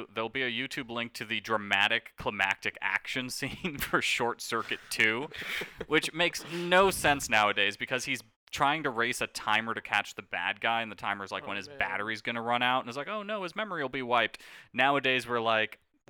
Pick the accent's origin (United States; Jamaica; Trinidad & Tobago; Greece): Trinidad & Tobago; I am from Trinidad. I'm a man of Indian descent.